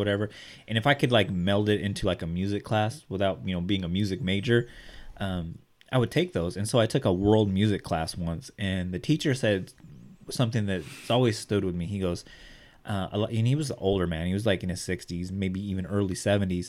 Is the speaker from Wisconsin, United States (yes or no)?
no; Bakersfield, California, United States; Art and I both grew up in the hood. We grew up in East Bakersfield.